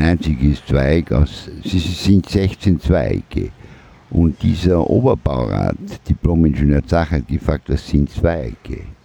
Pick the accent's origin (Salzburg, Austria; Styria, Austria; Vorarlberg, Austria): Vorarlberg, Austria; also born or lived in Lauterach; now in Vienna, Austria; wir sind ja aus Vorarlberg ursprünglich.